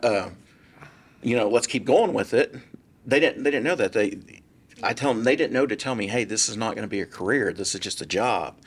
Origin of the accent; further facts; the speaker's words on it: Irving, Texas, United States; also born or lived in San Diego, Texas / McKinney, Texas; I grew up in Irving and I lived there for a little over thirty years